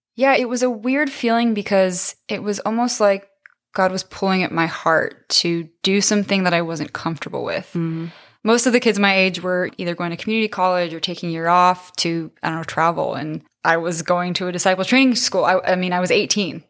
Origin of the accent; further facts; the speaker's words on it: San Diego, California, United States; I grew up in San Diego, right down the street from San Diego State.